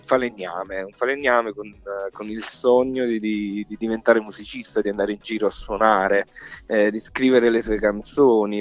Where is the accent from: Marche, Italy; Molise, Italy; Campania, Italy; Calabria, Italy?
Campania, Italy; Capaccio; moved away; in posti come piccoli dove sono cresciuto io, cioè io, io sono di Pesaro, di Capaccio, provincia di Salerno.